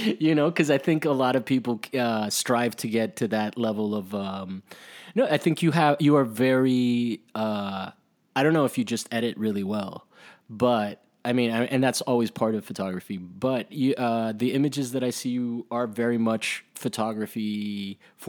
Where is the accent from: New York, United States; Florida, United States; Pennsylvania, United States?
Florida, United States; Miami; I grew up in Miami